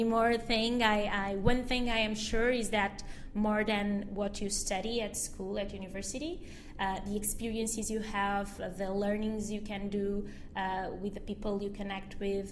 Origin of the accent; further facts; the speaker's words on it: Portugal; Mozambique, which is the country where my parents were born, where my whole family was born, and I was born in Portugal.